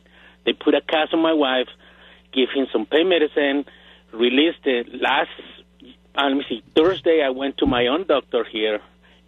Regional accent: El Salvador; now in United States; I was born in El Salvador, but I've been here 45 years.

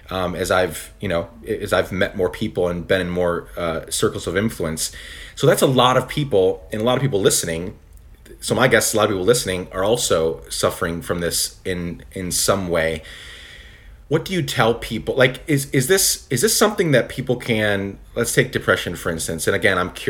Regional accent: Guatemala; I grew up in Guatemala. My parents were missionaries there, and I had a friend.

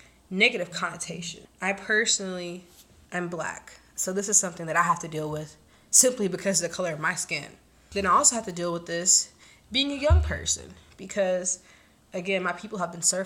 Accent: United States; I'm from the States

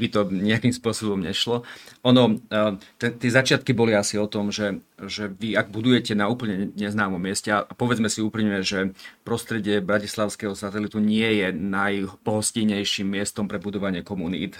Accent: Rožňava, Košice Region, Slovakia; moved away; som hrdý e, rožňavčan a patriot e, rožňavský

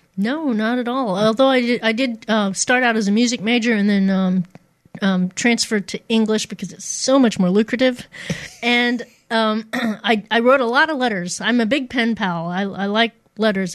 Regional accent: Poplar Bluff, Missouri, United States; i grew up in a small town um, uh, the raging metropolis of Poplar Bluff, Missouri, in in the southeast, the boot heel of the state

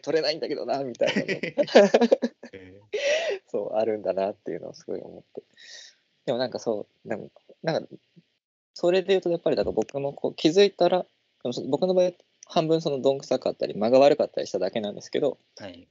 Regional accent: Nagoya, Aichi, Japan; moved away as an adult; also born or lived in Itabashi, Tokyo; 僕は名古屋

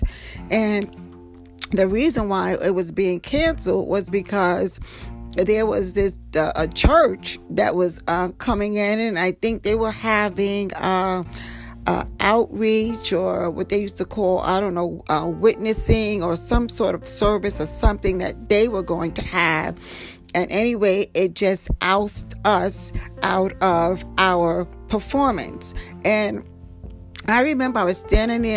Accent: New York City, New York, United States; I grew up in Harlem

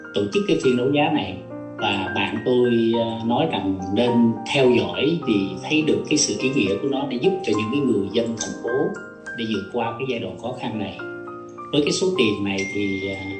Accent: Ho Chi Minh City, Vietnam; Tôi là người dân Sài Gòn, sinh ra lớn lên ở đây.

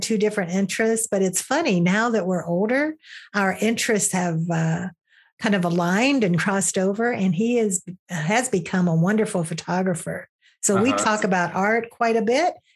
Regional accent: Southern Ohio, United States; moved away as an adult; also born or lived in Michigan; I grew up in Southern Ohio

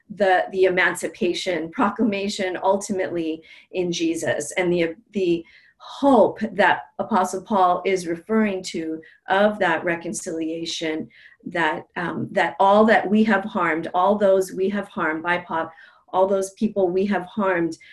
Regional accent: Native Hawaiian, United States; being Native Hawaiian, um, we are story based, we're an oral culture

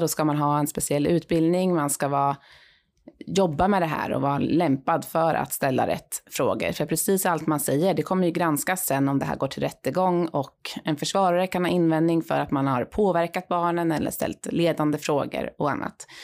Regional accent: Linköping, Östergötland, Sweden; moved away as an adult; innan jag landade här i Linköping då, min hemstad

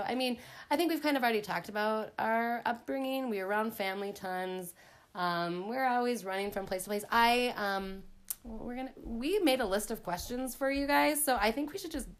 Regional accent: Mounds View, Minnesota, United States; where I was raised was in Moundsview, which is definitely not small town. It's a suburb of Minneapolis. Actually, the house we grew up in was like a mile away from my grandma and grandpa's house where Dad grew up.

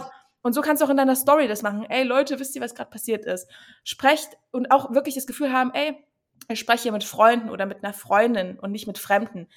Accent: Chemnitz, Saxony, Germany; moved away as an adult; now in Berlin, Germany; komme ich ursprünglich aus Chemnitz, bin aber vor sechs, sieben Jahren nach Berlin gezogen

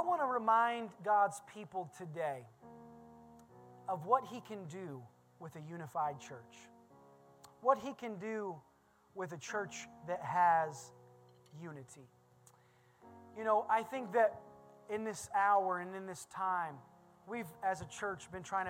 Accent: Indiana, United States; I'm from Indiana, and there's always farming

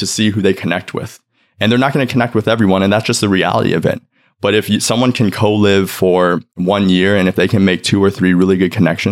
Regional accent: New York City, New York, United States; also born or lived in China; I was adopted from China by two dads. I grew up here in New York City.

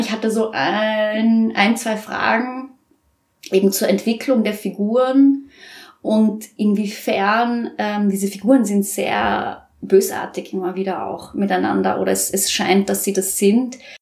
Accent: Vienna, Austria; moved away as an adult; now in Nuremberg, Germany; ich komme ja aus Wien

